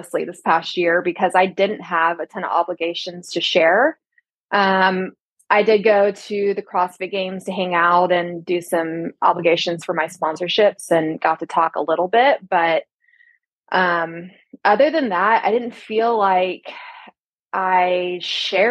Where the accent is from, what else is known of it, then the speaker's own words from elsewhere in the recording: Texas, United States; also born or lived in Las Vegas, Nevada; now in Los Angeles, United States; as a Texan